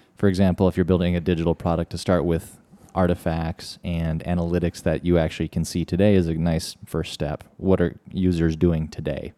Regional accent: Midwest, United States; we're from the Midwest

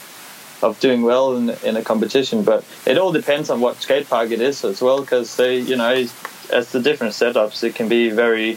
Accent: Denmark; moved away; I'm from Denmark

